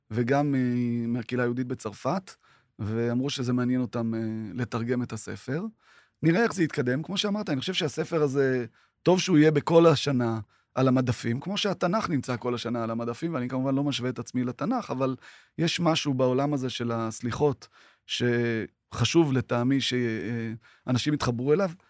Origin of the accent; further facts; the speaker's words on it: Tiberias, Northern District, Israel; גדלנו בשיכון ד' בטבריה, וזה היה חלק משמעותי בחיינו.